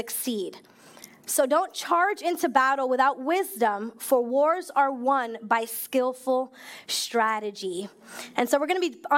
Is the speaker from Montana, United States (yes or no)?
no; New York, United States; moved away as an adult; now in Maryland, United States; I was born and raised in New York